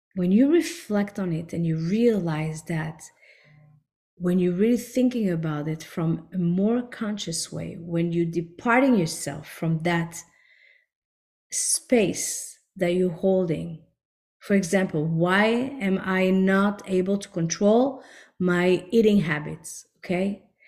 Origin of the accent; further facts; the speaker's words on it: France; also born or lived in Israel / New York; now in Miami, United States; I grew up in France, then we moved to Israel